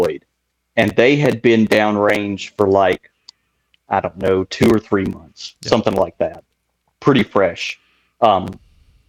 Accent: Tennessee, United States; moved away as an adult; growing up in Tennessee

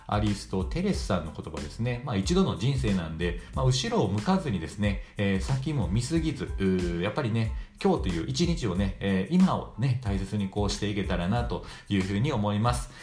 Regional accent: Shiga, Japan; moved away; 僕らの生まれたとこ滋賀県なんですけど

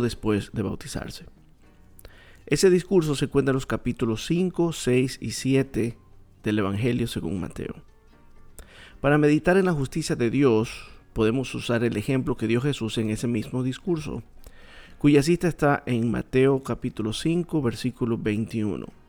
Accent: Coast, Ecuador; yo soy de Ecuador y yo soy de una parte del Ecuador que es la costa

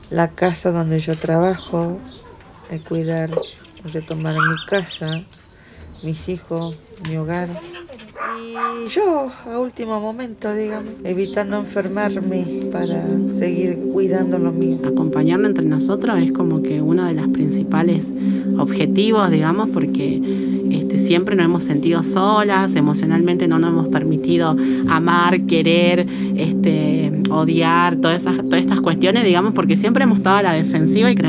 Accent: Argentina; soy de Barrio Primera Junta y me dedico a empleada doméstica.

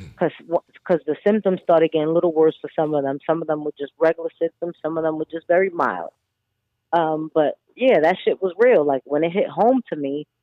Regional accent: Miami, Florida, United States; I'm from Miami

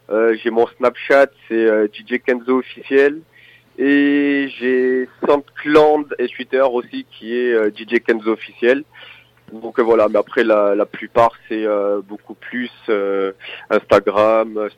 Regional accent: Nice, Provence-Alpes-Côte d'Azur, France; Moi, je suis de Nice.

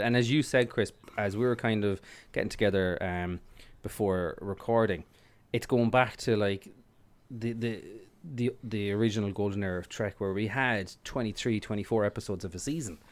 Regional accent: Ireland

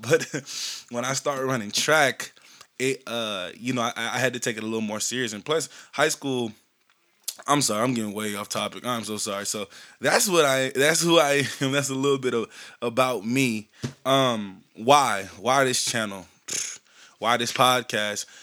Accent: Shreveport, Louisiana, United States; also born or lived in San Bernardino, California; I was born in San Bernardino, California. I was raised in Shreveport, Louisiana

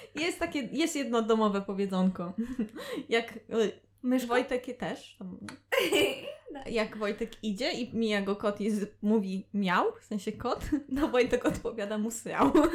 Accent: a village in Opole region, Opole Voivodeship, Poland; ja pochodzę z opolskiej wsi

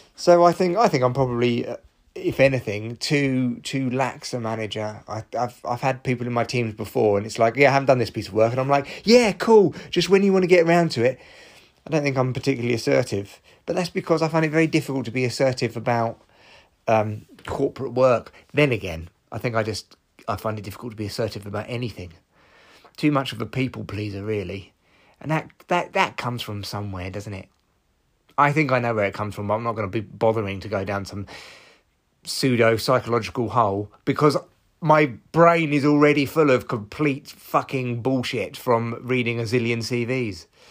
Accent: Barnet, London, United Kingdom; my hometown of Barnet

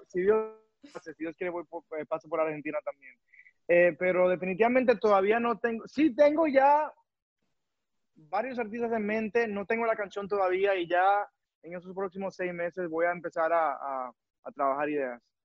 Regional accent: New York, United States; moved away as an adult; now in Miami, United States; yo me crié en Nueva York

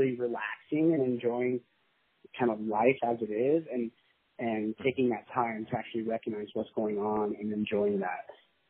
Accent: Utah, United States; also born or lived in Colorado / Las Vegas / Texas; But I was born in Colorado, and then we ended up coming out to Utah and staying here most of my life. I did move around. I did live in Vegas and Texas.

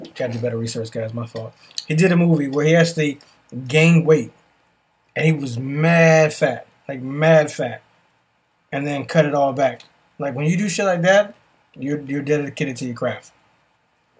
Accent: New York City, New York, United States; I'm from New York. I'm familiar with riding the train

